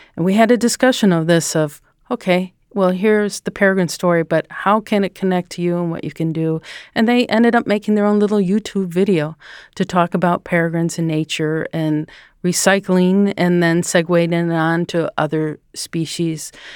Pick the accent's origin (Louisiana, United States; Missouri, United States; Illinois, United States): Illinois, United States; Chicago; also born or lived in Stevens Point, Wisconsin; I'm from the Chicago area